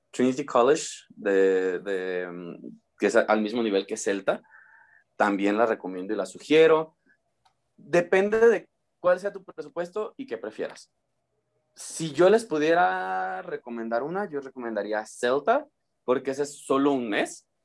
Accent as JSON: {"language": "Spanish", "town": "Uruapan", "region": "Michoacán", "country": "Mexico", "tie": "born or raised there", "said": "por cuestiones personales necesitaba regresar a, mi ciudad natal, eh, por cuestiones de salud también."}